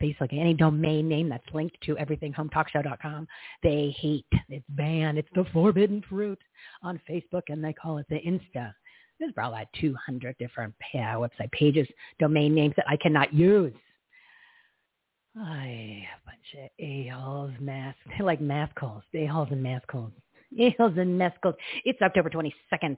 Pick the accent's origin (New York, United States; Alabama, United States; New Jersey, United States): New Jersey, United States; now in Scottsdale, United States; I grew up in New Jersey